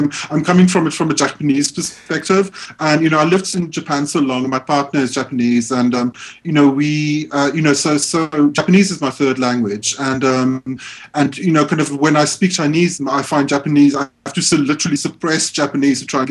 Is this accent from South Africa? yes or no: yes; South Africa; I'm South African. I was born in South Africa. My family has been in South Africa for many generations